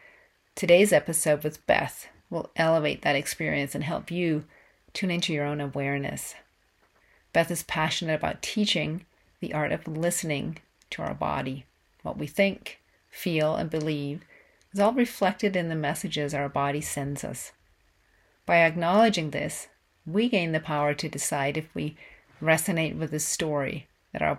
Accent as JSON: {"language": "English", "town": "Ten Sleep", "region": "Wyoming", "country": "United States", "tie": "born or raised there", "said": "I host epic Qi running retreats for women in my hometown of Tensleet, Wyoming."}